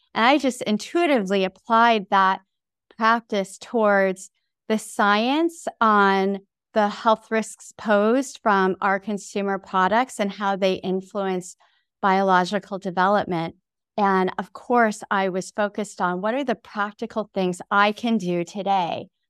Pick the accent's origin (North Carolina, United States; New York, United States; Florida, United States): New York, United States; upstate; also born or lived in Taipei, Taiwan; we moved to upstate New York when I was nine months old